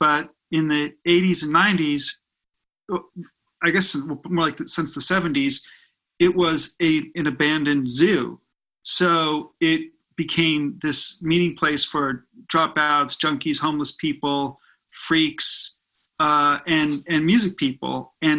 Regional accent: Burbank, California, United States; So, I mean, yeah, I grew up in Burbank, and all I wanted, my, you know, life dream was to have my own band.

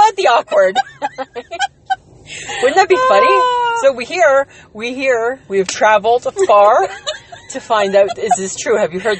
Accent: Wasaga Beach, Ontario, Canada; accent: Ontario; moved away as an adult; now in Saskatoon, Canada; So part of Ontario where I'm from, mm-hmm. Wasaga Beach, is the world's longest freshwater beach in the world.

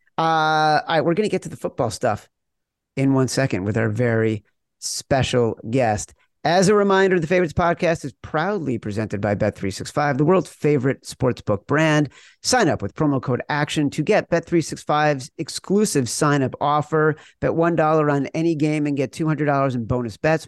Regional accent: outside Chicago, Illinois, United States; growing up outside Chicago

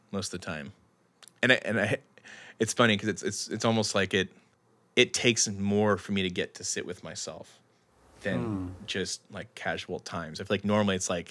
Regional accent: Philpot, Kentucky, United States; moved away as an adult; also born or lived in Mississippi / Southeast United States; now in Seattle, United States; I was like from Philpott, Kentucky

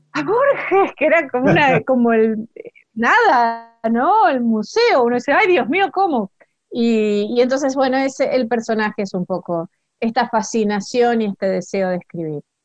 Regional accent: Rosario, Santa Fe, Argentina; moved away as an adult; also born or lived in Barracas, Buenos Aires; now in Buenos Aires, Argentina; yo soy rosarina y, vivía en Rosario todavía. Eh, ahora vivo en Barracas

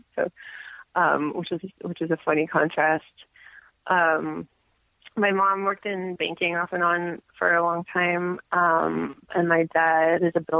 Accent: Silverdale, Washington, United States; moved away; I grew up a little bit west of Seattle in a town called Silverdale

